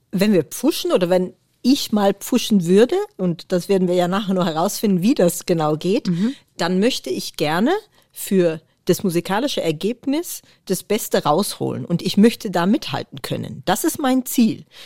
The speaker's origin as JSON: {"language": "German", "country": "Netherlands", "moved": "yes", "lives_now": "Germany", "said": "ich bin natürlich aus Holland nach Deutschland gezogen und habe immer wieder ausgerechnet, wie lange bin ich jetzt eigentlich in Deutschland. Und da kommt man irgendwann drauf, dass man länger in Deutschland wohnt, als man in Holland gewohnt hat."}